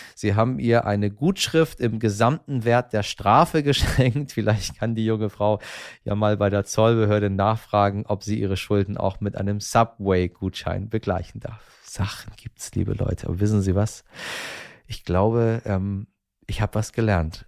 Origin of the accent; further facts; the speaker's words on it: Iran; wenn man als ähm, Iraner so durch die Welt fährt